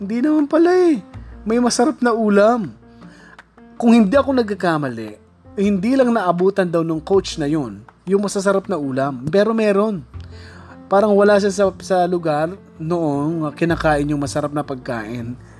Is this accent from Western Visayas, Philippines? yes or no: no; Bicol Region, Philippines; now in Metro Manila, Philippines; taga Bicol ako